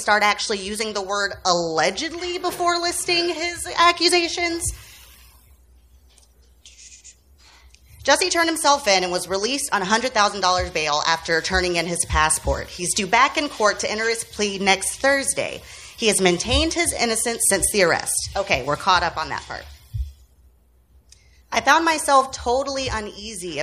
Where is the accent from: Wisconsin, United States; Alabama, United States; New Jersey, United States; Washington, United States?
Alabama, United States; Birmingham; I'm from Birmingham, Alabama